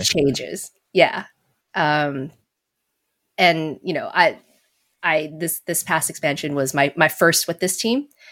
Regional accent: Las Vegas, Nevada, United States; moved away; I was born and raised in Vegas

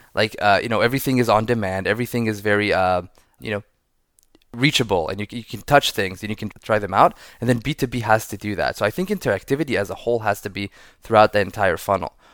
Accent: Israel; moved away as an adult; now in San Francisco, United States; I'm, uh, born and raised in Israel, living in San Francisco for eight years now.

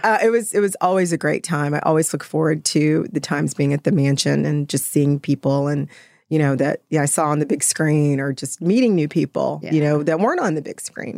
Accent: Austin, Texas, United States; I'm from Austin. I've always been in Austin. I've, like, you know, I never left Austin

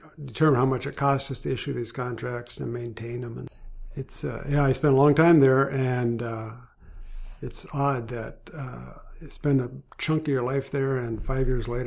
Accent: Grand Forks, North Dakota, United States; I grew up in Grand Forks, North Dakota.

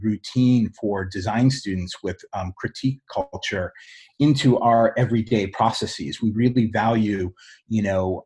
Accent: Boston, Massachusetts, United States; moved away as an adult; I moved back to my hometown of Boston

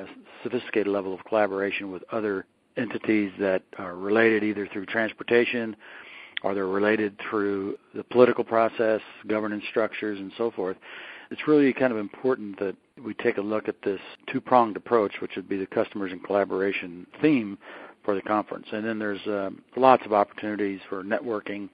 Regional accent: Austin, Texas, United States; I'm from Austin

